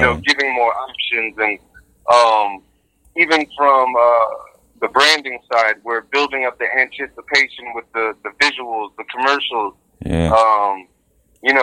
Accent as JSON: {"language": "English", "region": "757 Virginia", "country": "United States", "tie": "born or raised there", "also_born_or_lived": "New York / Dallas, Texas / Arlington, Texas", "moved": "as an adult", "said": "raised in Virginia"}